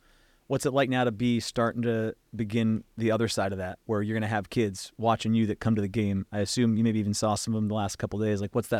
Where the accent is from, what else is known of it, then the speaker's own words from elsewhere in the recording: Seattle, Washington, United States; So I grew up in Seattle.